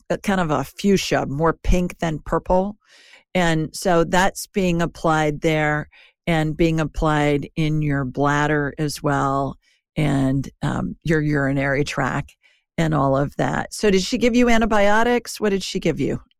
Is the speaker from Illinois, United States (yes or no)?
no; Ohio, United States; I grew up in Ohio